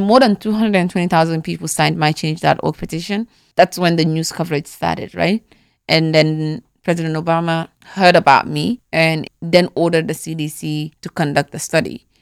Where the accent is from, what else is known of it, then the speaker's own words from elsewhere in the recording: Gambia; moved away; also born or lived in Atlanta, Georgia, United States; growing up in the Gambia, right, every girl that was born in my family went through it